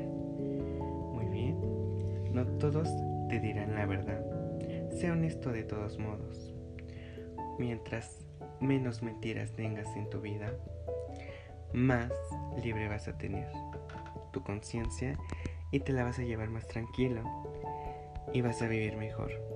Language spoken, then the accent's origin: Spanish; Mexico City, Mexico; yo soy de la Ciudad de México